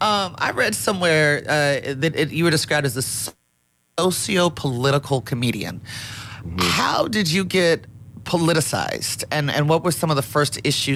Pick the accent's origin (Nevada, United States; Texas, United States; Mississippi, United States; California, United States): Nevada, United States; Las Vegas; And I grew up in Las Vegas, Nevada